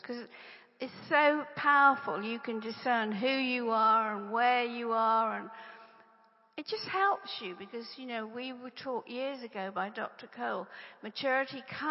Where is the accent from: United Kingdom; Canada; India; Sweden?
United Kingdom; England; I'm English